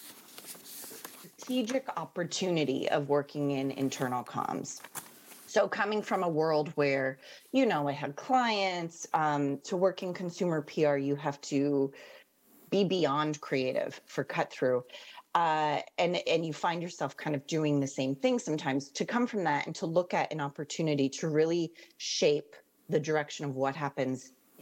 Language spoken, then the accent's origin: English; Canada; moved away as an adult; now in London, United Kingdom; clearly I'm Canadian. Not American.